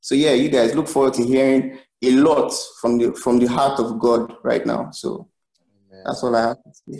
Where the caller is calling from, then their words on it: Lagos, Nigeria; We're calling in from Lagos.